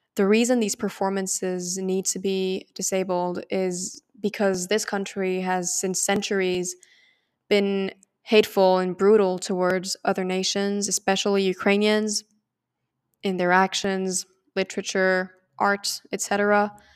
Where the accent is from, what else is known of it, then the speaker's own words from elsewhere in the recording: France; moved away as an adult; now in Canada; I'm from France, and I'm an undergraduate student at McGill University in Canada